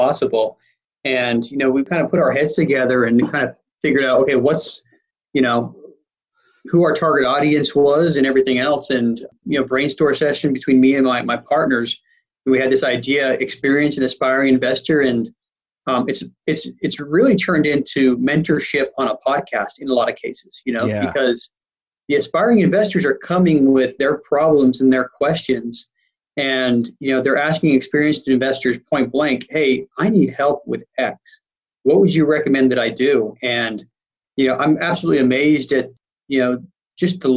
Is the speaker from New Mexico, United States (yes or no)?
no; Salt Lake City, Utah, United States; I grew up in Salt Lake City and I was not part of a wealthy family